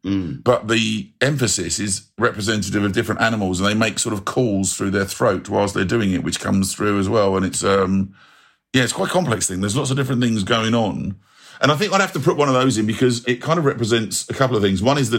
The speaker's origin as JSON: {"language": "English", "region": "London", "country": "United Kingdom", "tie": "born or raised there", "said": "the early part of my childhood, I grew up in Southall in West London, and it was a very, even a long time ago when I was a kid, when I was at primary school, there was a lot of Indian, Pakistani, Sri Lankan, Goan, North African, Afro-Caribbean families."}